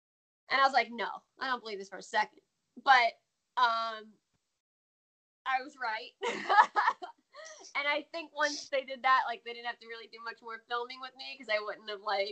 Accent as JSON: {"language": "English", "country": "United States", "accent": "American", "said": "they immediately was like, you're American. And I'm like, is it that obvious?"}